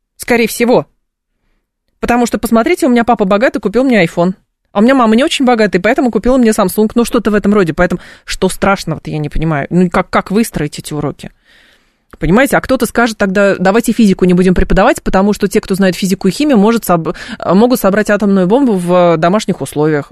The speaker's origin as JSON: {"language": "Russian", "town": "Lyubertsy", "region": "Moscow Oblast", "country": "Russia", "tie": "born or raised there", "said": "я э, росла в Люберцах 90-х годов, начала 2000-х"}